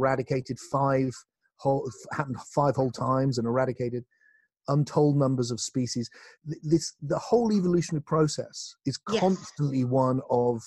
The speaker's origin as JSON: {"language": "English", "region": "South West England", "country": "United Kingdom", "tie": "born or raised there", "said": "in my hometown, not far from where I live now, in the southwest of England"}